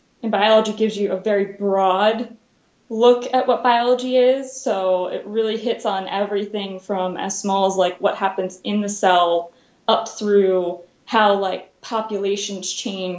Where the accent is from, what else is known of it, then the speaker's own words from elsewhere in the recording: Delaware, United States; moved away as an adult; also born or lived in Connecticut; I'm from Delaware